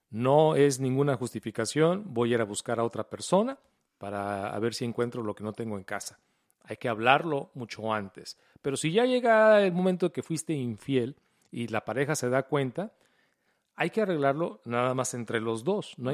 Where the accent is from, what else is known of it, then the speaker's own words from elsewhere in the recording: Mexico; Yo soy un hombre mexicano.